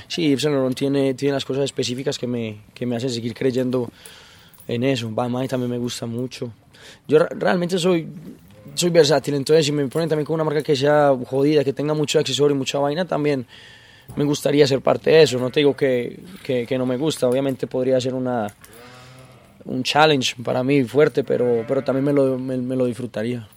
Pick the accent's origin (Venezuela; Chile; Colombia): Colombia; todos en Colombia somos muy futbolistas